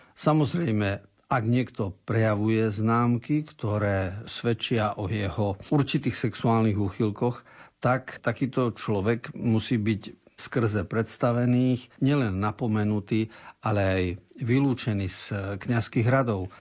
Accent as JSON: {"language": "Slovak", "region": "eastern Slovakia", "country": "Slovakia", "said": "u nás na východe sa hovorí"}